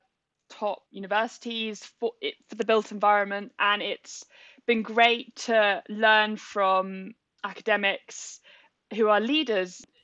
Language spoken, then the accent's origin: English; Bath, South West England, United Kingdom; also born or lived in Birmingham / Bristol; growing up in Bath and seeing like the different buildings